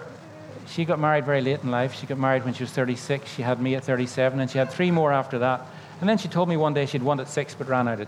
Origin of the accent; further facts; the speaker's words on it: Northern Ireland, United Kingdom; When I was growing up in Northern Ireland, I grew up in the era of the Troubles